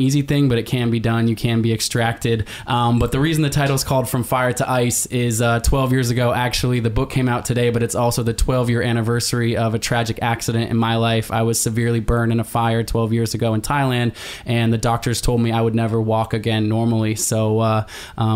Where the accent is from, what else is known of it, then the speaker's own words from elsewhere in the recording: Portland, Oregon, United States; my hometown, Portland, Oregon. So I guess that's a little bit where my story starts. I'm from Portland, Oregon